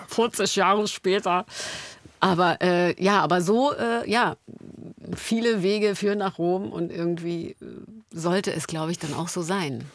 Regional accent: Berlin, Germany; Da sind wir beide an der Mauer groß geworden

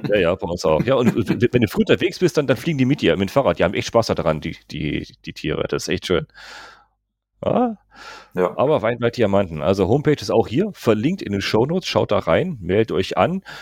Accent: North Rhine-Westphalia, Germany; Bei uns in NRW

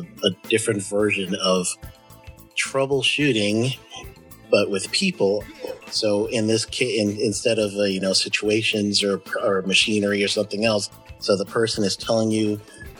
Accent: Guyana; also born or lived in United States; we're from a Afro-Caribbean community. We're born and raised in Guyana. Well, I was born in America, but I became a Guyanese citizen later on

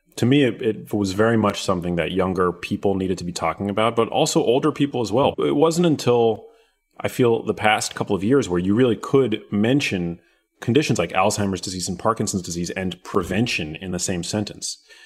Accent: New York City, New York, United States; I grew up in New York City, which is where my mom lived at the time.

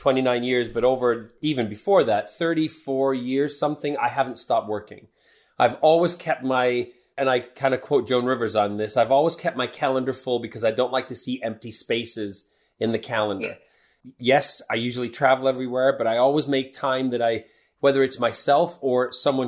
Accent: Midwest, United States; moved away as an adult; now in United Kingdom; I grew up in the Midwest

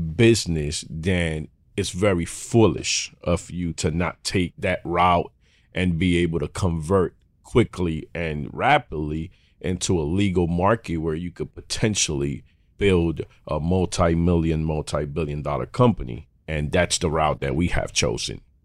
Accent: New York City, New York, United States; born and raised in Harlem

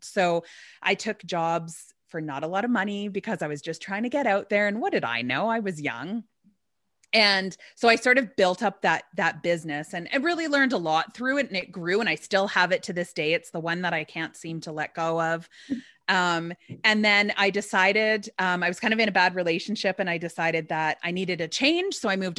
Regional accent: Alberta, Canada; born there; Well, I was born in Alberta, which is across the country.

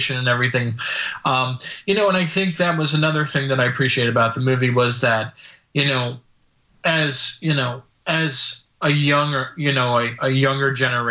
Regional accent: New Jersey, United States; I grew up in New Jersey

